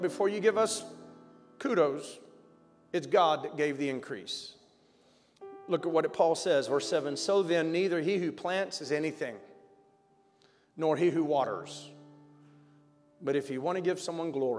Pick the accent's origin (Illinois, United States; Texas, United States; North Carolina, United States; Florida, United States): Texas, United States; Victoria; I'm going to Crane Junior High in Victoria, Texas